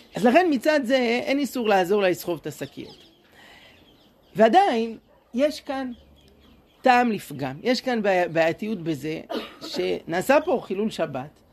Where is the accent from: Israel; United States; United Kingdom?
Israel; Jerusalem, Jerusalem District; moved away as an adult; now in Shoham, Israel; אני גדלתי בירושלים בשכונת הר נוף